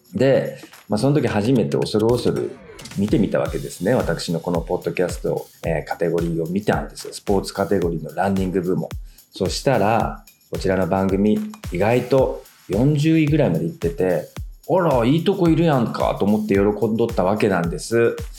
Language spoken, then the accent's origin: Japanese; Fukuoka, Japan; 私、福岡出身、純和製の私